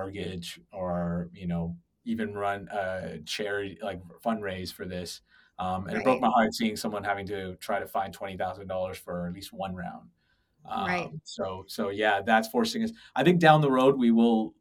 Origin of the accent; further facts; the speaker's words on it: Toronto, Ontario, Canada; moved away as an adult; now in United States; I was born and raised in Toronto